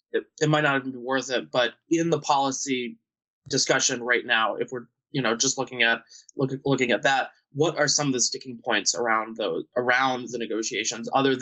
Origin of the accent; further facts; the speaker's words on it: Vermont, United States; my home state of Vermont. But, you know, we were already socially distanced anyways, because, you know, you got to travel a mile to get to your neighbor's house.